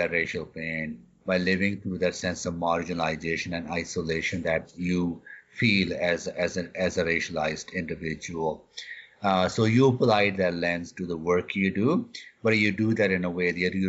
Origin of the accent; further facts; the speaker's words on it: Canada; And I am a Canadian.